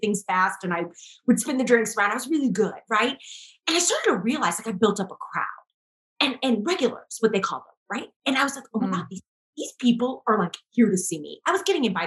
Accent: St. Louis, Missouri, United States; I'm from St. Louis

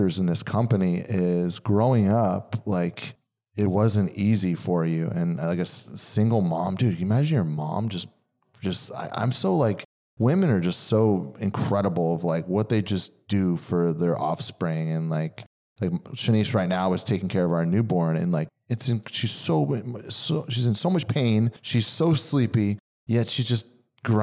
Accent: Pennsylvania, United States; moved away; we're from Pennsylvania

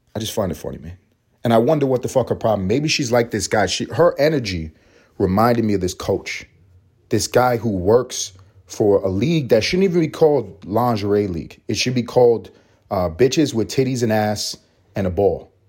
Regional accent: New York City, New York, United States; I'm from New York City. I grew up in Harlem.

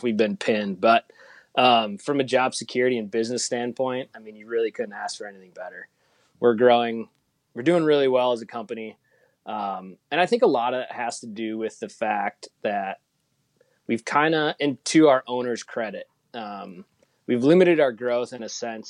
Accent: Fox Cities, Wisconsin, United States; also born or lived in La Crosse, Wisconsin; So I grew up in Wisconsin, kind of I grew up in the Fox City, so just a little bit south of Green Bay, and then spent 6 years in undergrad and grad school on the western part of the state. Went to UW La Crosse

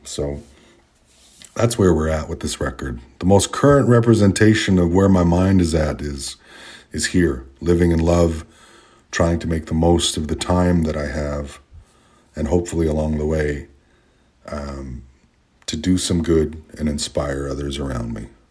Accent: Canada; of being Indigenous, of being Canadian

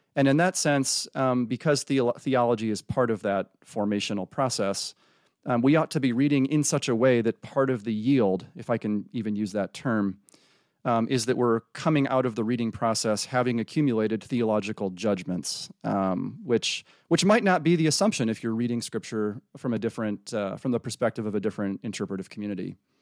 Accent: Freeport, Illinois, United States; moved away; I was raised in the Midwest, um, Freeport, Illinois

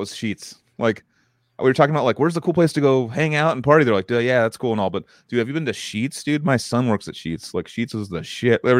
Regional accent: Albuquerque, New Mexico, United States; I was born in Albuquerque, New Mexico

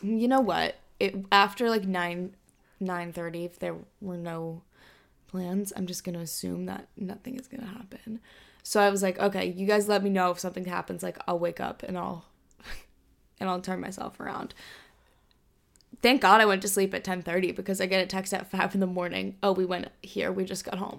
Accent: Hong Kong; now in United States; growing up in Asia, in Hong Kong, we learned Mandarin in school.

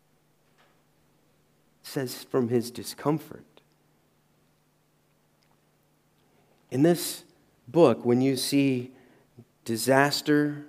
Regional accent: the South, United States; I'm from the South in the U.S.

